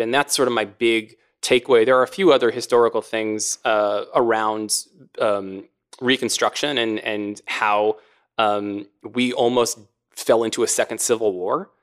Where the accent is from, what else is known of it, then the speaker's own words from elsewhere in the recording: Maryland, United States; my home state of Maryland